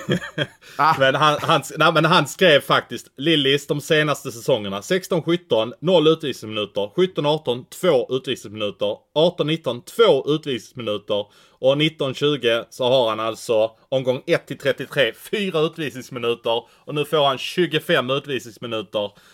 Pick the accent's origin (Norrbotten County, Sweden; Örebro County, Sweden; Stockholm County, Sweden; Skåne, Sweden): Skåne, Sweden; Malmö; Jag är född och uppväxt i Malmö